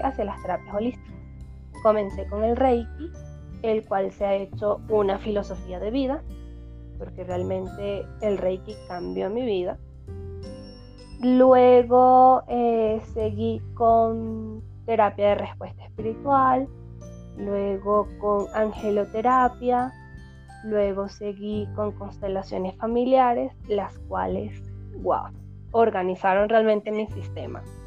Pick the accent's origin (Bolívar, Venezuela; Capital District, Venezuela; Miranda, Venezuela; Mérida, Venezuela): Mérida, Venezuela; moved away as an adult; also born or lived in Valencia, Venezuela; now in Quito, Ecuador; nací en Valencia, pero me crié en Mérida. Me fui a Mérida cuando tenía tres años y regresé a Valencia cuando ya tenía 14 años.